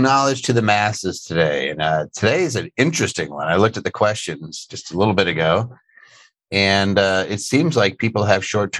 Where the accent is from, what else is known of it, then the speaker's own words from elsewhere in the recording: Philadelphia, Pennsylvania, United States; Philadelphia, PA, my hometown.